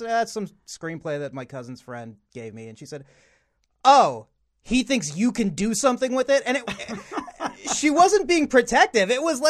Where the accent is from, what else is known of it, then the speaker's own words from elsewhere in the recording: Dallas, Texas, United States; I grew up in Dallas, Texas my whole life.